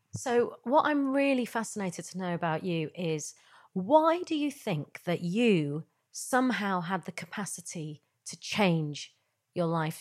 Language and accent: English; Yorkshire and the Humber, United Kingdom; I grew up in Yorkshire.